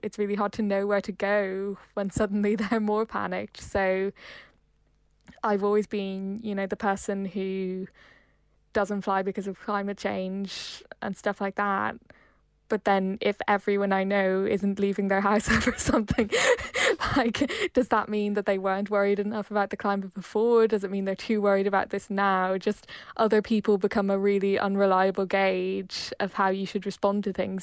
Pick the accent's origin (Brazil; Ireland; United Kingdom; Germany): Ireland; also born or lived in Hong Kong; as an Irish person